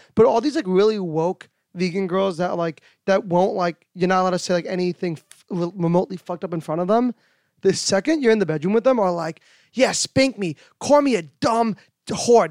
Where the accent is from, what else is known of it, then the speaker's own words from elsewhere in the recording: New York, United States; I'm a New Yorker